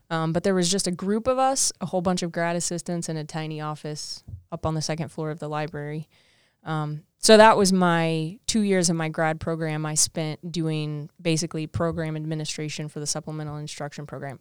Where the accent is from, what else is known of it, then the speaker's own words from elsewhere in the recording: Southwest Missouri, United States; because I'm from South Missouri, uh, Southwest Missouri. So um, I wanted to get far away from home